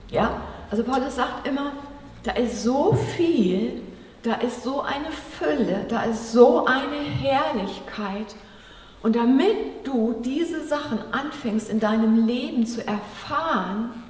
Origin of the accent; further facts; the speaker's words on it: Germany; Wir so als Deutsche, ne, so wie wir aufgewachsen sind in der Schule